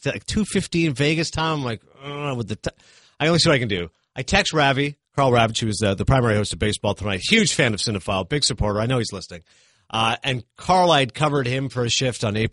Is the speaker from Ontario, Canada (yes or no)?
yes; Kingston, Ontario, Canada; moved away; also born or lived in Hollywood, California; I grew up in Kingston